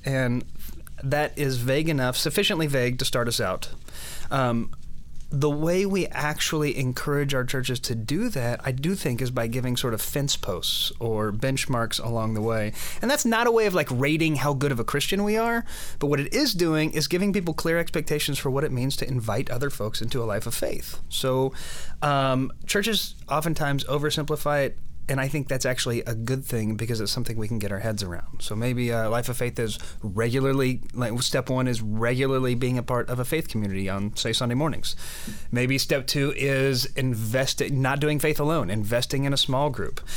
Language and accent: English; Oklahoma, United States; moved away; I grew up in Oklahoma, which is sort of the land of of large churches